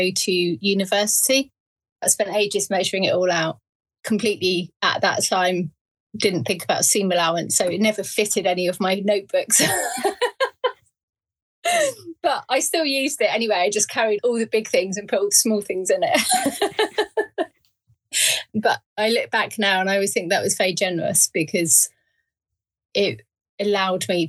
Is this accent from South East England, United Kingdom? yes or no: yes; Surrey, South East England, United Kingdom; moved away as an adult; also born or lived in Berkshire / Hitchin / Midlands; Surrey born and bred, and then went to university